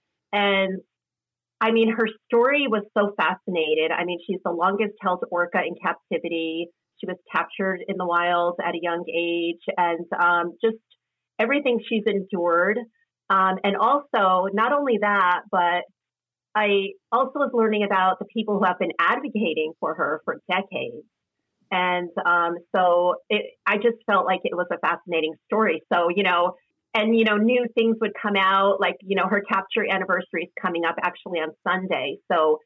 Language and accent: English; East Coast, United States; I grew up in a city. I grew up on the East Coast